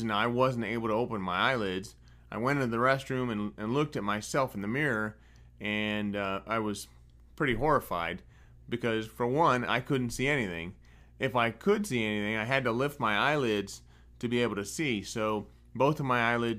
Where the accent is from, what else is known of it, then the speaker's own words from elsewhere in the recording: Northwest Ohio, United States; I was born and raised in Northwest Ohio on a tomato farm